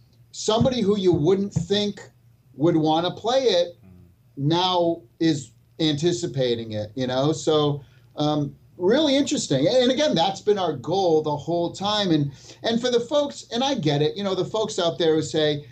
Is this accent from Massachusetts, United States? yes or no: yes; Massachusetts, United States; Me and Smash were born and raised in Massachusetts